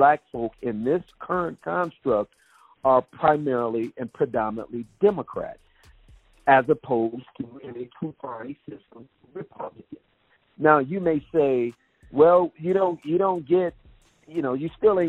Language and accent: English; Detroit, Michigan, United States; my hometown of Detroit, where I was born and raised